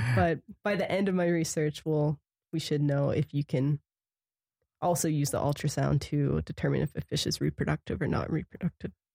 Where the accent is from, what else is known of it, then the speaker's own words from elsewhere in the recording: Punxsutawney, Pennsylvania, United States; moved away as an adult; now in Montana, United States; I'm originally from Pennsylvania. I grew up in Punxsutawney